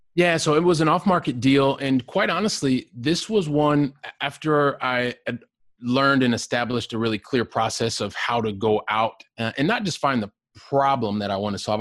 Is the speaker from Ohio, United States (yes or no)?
yes; Ohio, United States; moved away as an adult; also born or lived in Aurora, Colorado / Texas; now in Barcelona, Spain; I grew up in Ohio